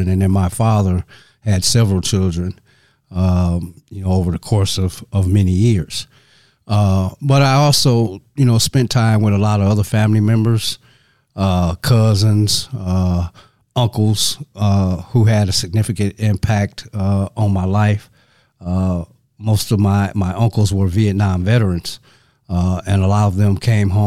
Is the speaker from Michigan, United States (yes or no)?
yes; Saginaw, Michigan, United States; I'm originally from Saginaw, Michigan. And Saginaw is approximately 100 miles north of Detroit.